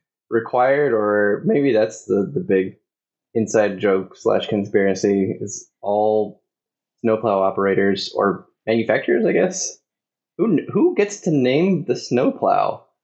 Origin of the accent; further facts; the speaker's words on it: San Francisco, California, United States; I'm from San Francisco, so I don't know how you deal with snow, really.